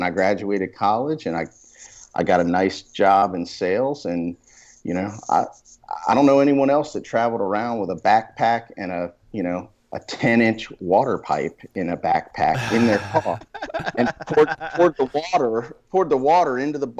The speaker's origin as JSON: {"language": "English", "region": "Maryland", "country": "United States", "tie": "born or raised there", "said": "I grew up in Maryland."}